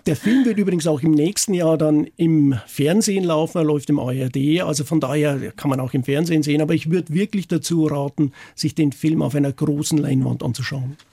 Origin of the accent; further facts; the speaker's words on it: Upper Palatinate, Bavaria, Germany; now in Eysölden, Germany; Ich bin in der Oberpfalz aufgewachsen. Das hört man sicherlich, das hört man an, am Akzent, das soll man auch hören